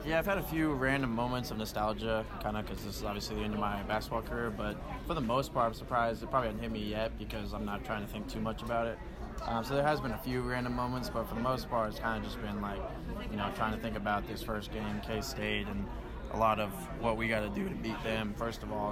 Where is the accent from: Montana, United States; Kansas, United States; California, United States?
Kansas, United States; growing up in Kansas and growing up around KU and K State.